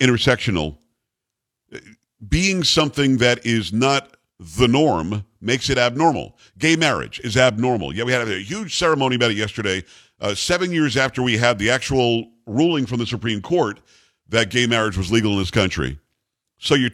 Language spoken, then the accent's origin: English; New York, United States; now in Texas, United States; I'm from New York originally